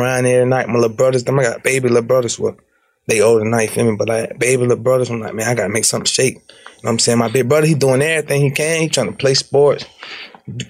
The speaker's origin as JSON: {"language": "English", "town": "Jacksonville", "region": "Florida", "country": "United States", "tie": "born or raised there", "also_born_or_lived": "East Chicago, Indiana", "said": "I had moved to Florida, Jacksonville, like 2 years old"}